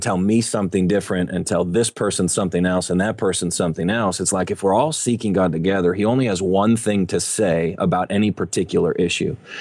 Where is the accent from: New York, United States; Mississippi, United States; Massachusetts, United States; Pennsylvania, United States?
New York, United States; Buffalo; also born or lived in Dallas-Fort Worth area, Texas; now in Dallas-Fort Worth, United States; I grew up in Buffalo, New York